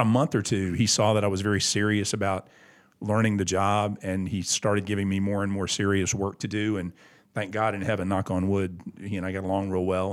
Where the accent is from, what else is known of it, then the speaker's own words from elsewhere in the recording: Augusta, Georgia, United States; I have a great deal of pride in my hometown